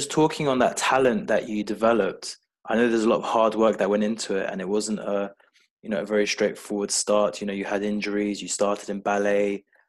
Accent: London, United Kingdom; I was born in London

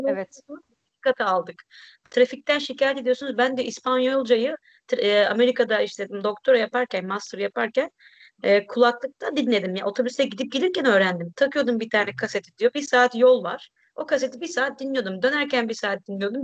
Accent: Turkey; moved away

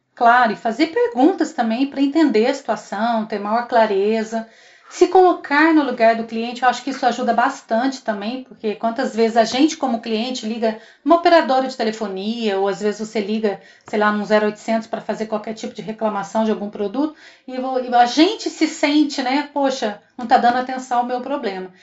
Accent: Três Corações, Minas Gerais, Brazil; nascida e criada em Três Corações, sul de Minas

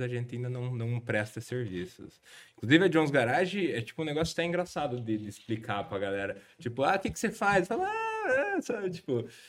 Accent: Guarapuava, Paraná, Brazil; sou de Guarapuava

